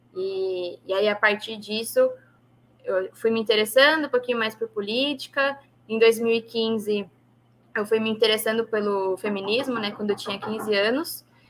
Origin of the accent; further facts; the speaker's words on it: São Paulo, Brazil; eu nasci na Zona Oeste de São Paulo, na capital mesmo